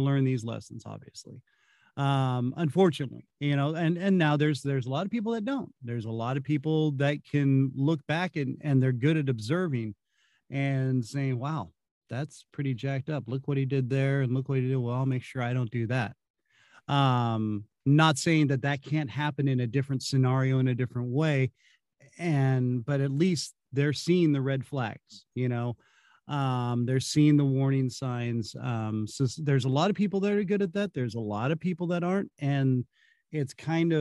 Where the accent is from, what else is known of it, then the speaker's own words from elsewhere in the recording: California, United States; now in Kansas City, United States; growing up in California